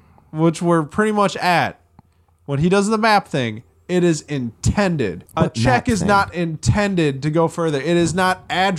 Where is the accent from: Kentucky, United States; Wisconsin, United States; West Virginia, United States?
Wisconsin, United States; I am from Wisconsin.